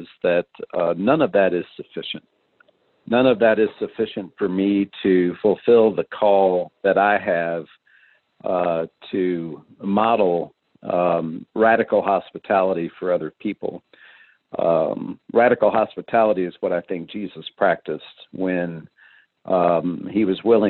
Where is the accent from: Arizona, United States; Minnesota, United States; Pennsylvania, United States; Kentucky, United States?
Kentucky, United States; Louisville; I went to one of the most highly integrated public high schools in Kentucky.